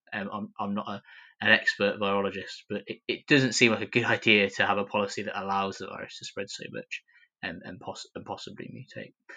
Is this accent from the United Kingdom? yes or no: yes; Coventry, West Midlands, United Kingdom; Coventry, my hometown